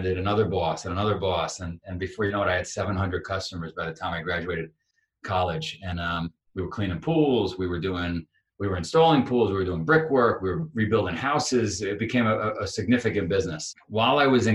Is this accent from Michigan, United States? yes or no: no; New York City, New York, United States; I grew up in Queens, New York